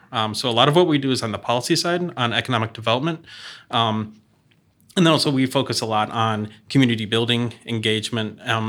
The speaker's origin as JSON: {"language": "English", "town": "Elkhart", "region": "Indiana", "country": "United States", "tie": "born or raised there", "said": "So I grew up in Elkhart, Indiana, which is where Miles Laboratories was, founder of Alka-Seltzer."}